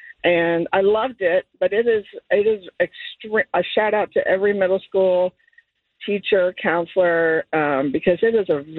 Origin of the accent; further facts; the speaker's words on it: Hamilton, Ohio, United States; now in Ross, United States; I'm from Hamilton, and then I moved to Ross